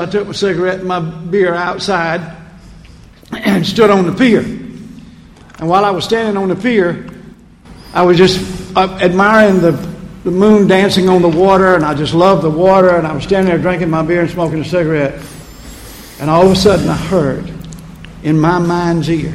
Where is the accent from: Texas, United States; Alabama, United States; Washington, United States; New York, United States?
Alabama, United States; Prichard; I grew up in Pritchard